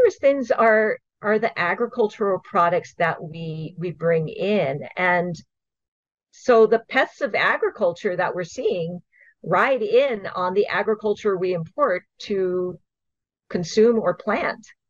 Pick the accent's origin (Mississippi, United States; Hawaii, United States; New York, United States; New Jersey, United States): Hawaii, United States; I grew up here. I was born and raised in Hawaii.